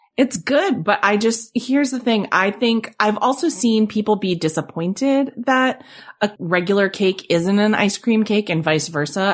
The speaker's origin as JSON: {"language": "English", "region": "New England", "country": "United States", "tie": "born or raised there", "said": "I grew up in New England"}